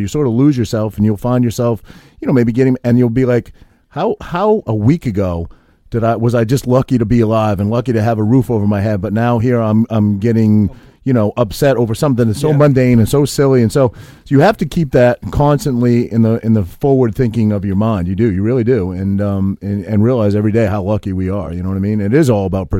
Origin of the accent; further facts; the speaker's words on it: Maine, United States; also born or lived in Whiting, New Jersey; now in New Jersey, United States; I grew up in Maine, grew up in New England